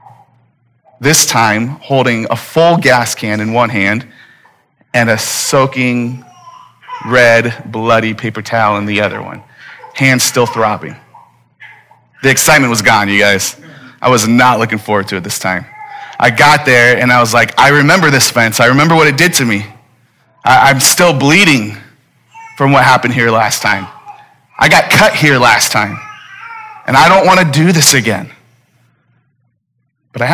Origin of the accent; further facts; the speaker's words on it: Phoenix, Arizona, United States; I'm from Phoenix. I'm a native